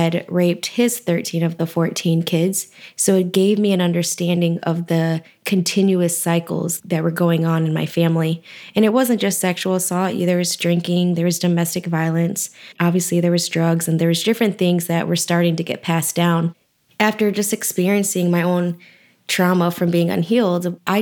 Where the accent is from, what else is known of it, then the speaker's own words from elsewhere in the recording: Lansing, Michigan, United States; also born or lived in Texas; I was born in Texas, but raised in Lansing, Michigan